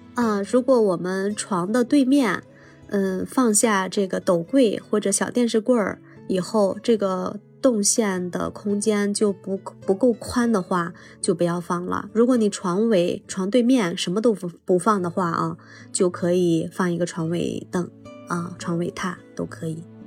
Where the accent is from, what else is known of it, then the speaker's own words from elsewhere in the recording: Shanxi, China; 尽管烟台那边我知道它比我们山西这边要卫生很多